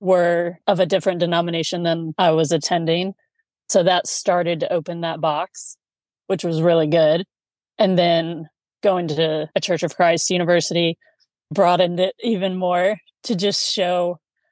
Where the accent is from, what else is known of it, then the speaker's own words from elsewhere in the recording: Indianapolis, Indiana, United States; moved away as an adult; also born or lived in Raleigh, North Carolina; now in South Carolina, United States; growing up in Indianapolis